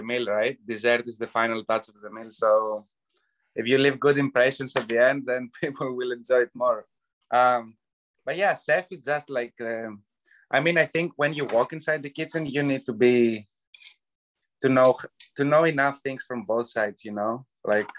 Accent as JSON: {"language": "English", "area": "Euboea", "region": "Central Greece", "country": "Greece", "tie": "born or raised there", "moved": "yes", "lives_now": "Canada", "said": "I grew up in Evia. That's an island right next to Athens."}